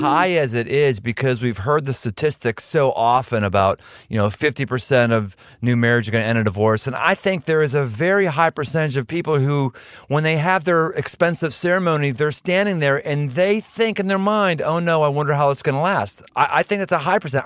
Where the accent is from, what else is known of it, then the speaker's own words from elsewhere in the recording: Cincinnati, Ohio, United States; right around my hometown where I live in Cincinnati